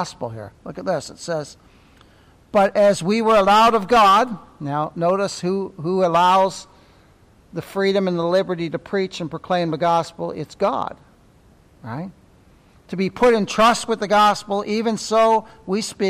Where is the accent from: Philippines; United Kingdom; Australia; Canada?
Canada; Ontario; moved away; I'm from Ontario